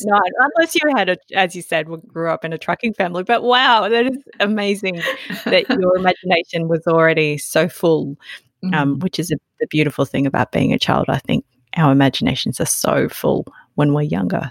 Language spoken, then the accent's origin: English; Australia; growing growing up in Australia